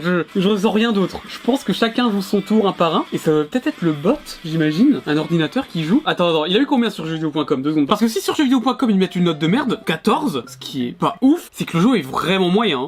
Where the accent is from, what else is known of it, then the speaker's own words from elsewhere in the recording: France; je suis français